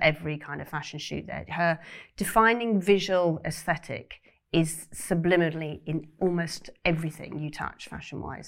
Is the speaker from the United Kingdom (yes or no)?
yes; Cornwall, South West England, United Kingdom; I grew up in Cornwall